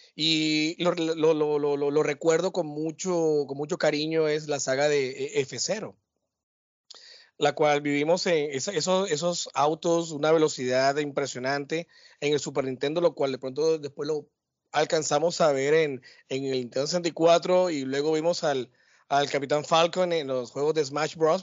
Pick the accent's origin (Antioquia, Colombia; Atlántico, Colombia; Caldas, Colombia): Atlántico, Colombia; Barranquilla; de vuelta a mi tierra, Gurramba, La Arenosa, El Tierrero, no, mentira, mentira. Acá de vuelta a Barranquilla